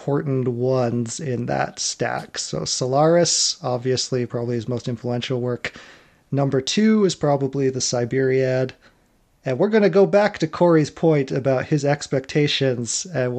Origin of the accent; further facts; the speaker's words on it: Poland; moved away; I'm Polish. I was born in Poland.